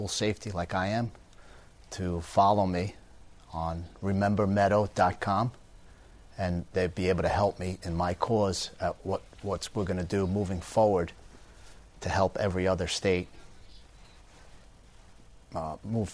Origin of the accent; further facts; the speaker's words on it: Long Island, New York, United States; now in Florida, United States; When I grew up in Long Island, my father instilled in me